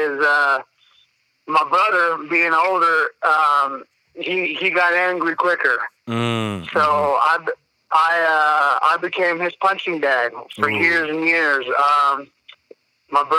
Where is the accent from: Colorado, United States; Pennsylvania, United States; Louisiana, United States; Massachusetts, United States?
Colorado, United States; Denver; also born or lived in Missouri; I grew up in South Denver, watching my parents fight